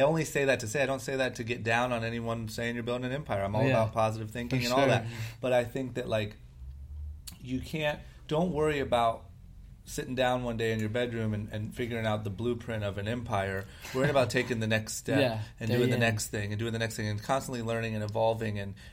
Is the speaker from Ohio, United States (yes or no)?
yes; Akron, Ohio, United States; moved away as an adult; now in Los Angeles, United States; I'm from Akron, Ohio, grew up skateboarding